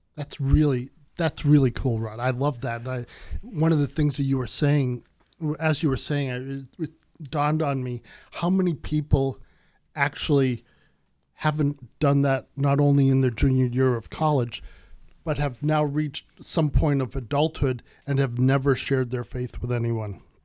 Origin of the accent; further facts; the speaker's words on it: United States; I'm from America